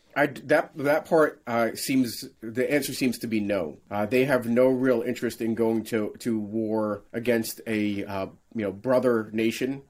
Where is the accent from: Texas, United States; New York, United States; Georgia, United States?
New York, United States; New York City; I grew up in New York City